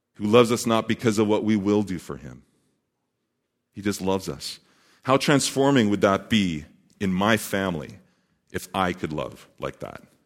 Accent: Saskatoon, Saskatchewan, Canada; also born or lived in British Columbia; now in Montreal, Canada; I was born and raised in the thriving metropolis of Saskatoon, Saskatchewan.

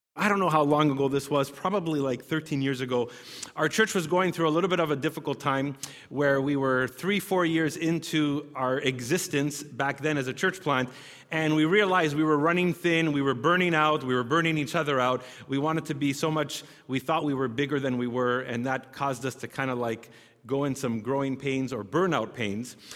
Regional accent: Canada; we're Canadian

